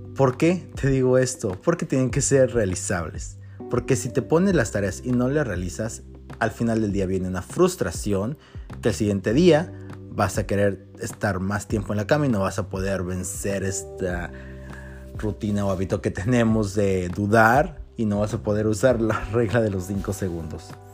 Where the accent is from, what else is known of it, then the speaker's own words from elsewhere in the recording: Mexico; como mexicanos